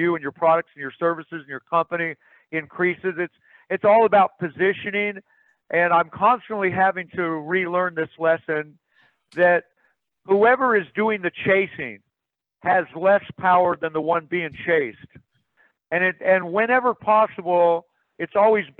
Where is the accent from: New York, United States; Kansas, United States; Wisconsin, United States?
Kansas, United States; I'm from Kansas